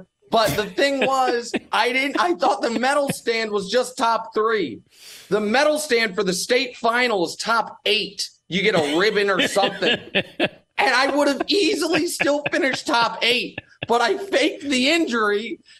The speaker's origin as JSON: {"language": "English", "town": "Kansas City", "region": "Missouri", "country": "United States", "tie": "born or raised there", "said": "On that team is Quentin Lucas, who's now the mayor of Kansas City, the mayor of my hometown."}